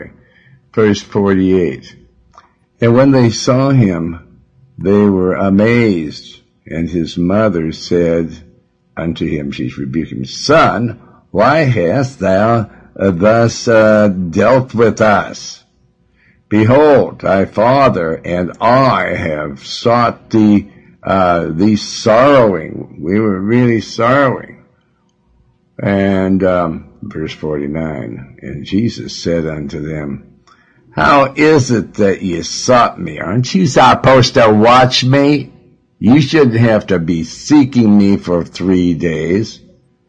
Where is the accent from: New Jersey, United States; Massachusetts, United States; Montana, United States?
Montana, United States; also born or lived in Joplin, Missouri; now in Los Angeles, United States; I was born in Joplin, Missouri, but when I was 2 years old, they took me to Montana. That's where I was raised